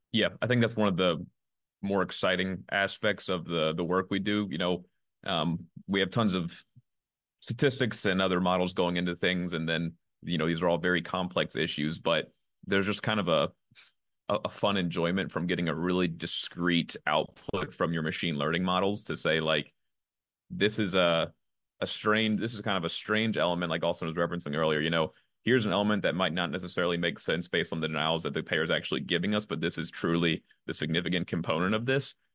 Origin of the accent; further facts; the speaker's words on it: Virginia, United States; I grew up in Virginia